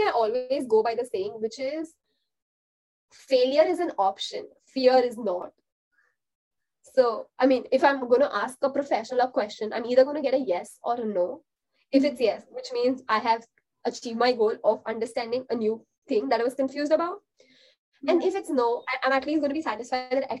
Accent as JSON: {"language": "English", "country": "India", "said": "as an Indian"}